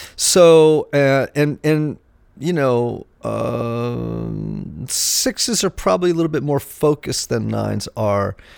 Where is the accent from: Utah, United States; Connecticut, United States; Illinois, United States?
Connecticut, United States; Greenwich; growing up in Greenwich, Connecticut